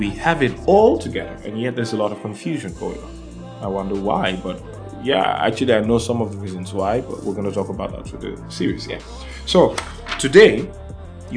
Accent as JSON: {"language": "English", "country": "Nigeria", "first_language": "Yoruba", "second_language": "English", "said": "I'm from Nigeria."}